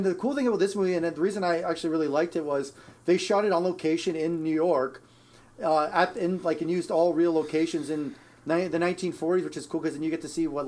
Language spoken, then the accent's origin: English; Ontario, Canada; now in Edmonton, Canada; I'm in Edmonton, but I'm not like from Alberta. I'm from Ontario originally